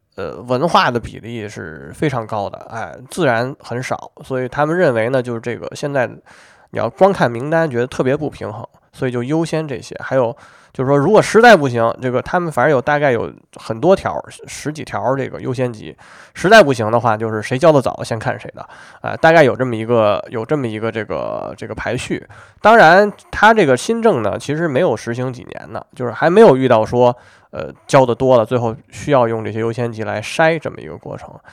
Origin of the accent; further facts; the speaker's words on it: China; 我们中国人